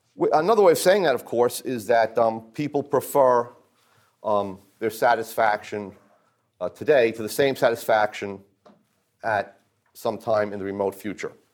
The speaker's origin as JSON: {"language": "English", "region": "New Jersey", "country": "United States", "said": "I'm from New Jersey"}